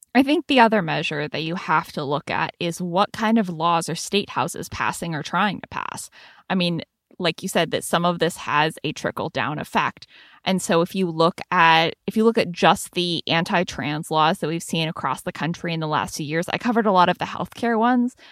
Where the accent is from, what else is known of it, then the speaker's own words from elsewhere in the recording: San Francisco Bay Area, California, United States; now in Washington, D.C., United States; to be working for my hometown paper